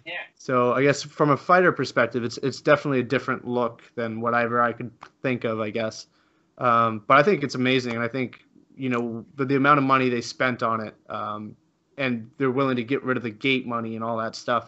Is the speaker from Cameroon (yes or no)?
no; Canada; I'm Canadian too